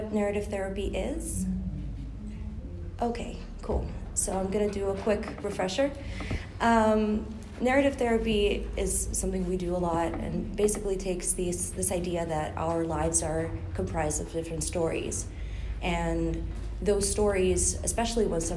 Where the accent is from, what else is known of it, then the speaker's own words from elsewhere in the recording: Ukraine; moved away as an adult; also born or lived in Spain / Netherlands; now in The Hague, Netherlands; I'm originally from Ukraine. I studied in Spain and in the Netherlands, and now I work as a queer-friendly psychologist in The Hague.